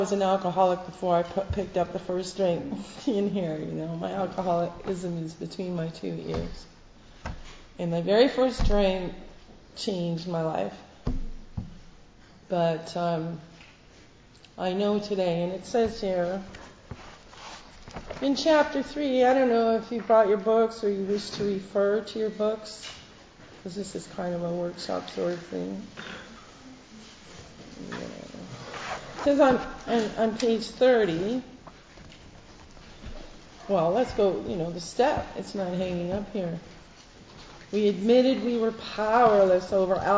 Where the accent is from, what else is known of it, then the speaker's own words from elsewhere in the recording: Canada; now in United Kingdom; I'm not American, I'm Canadian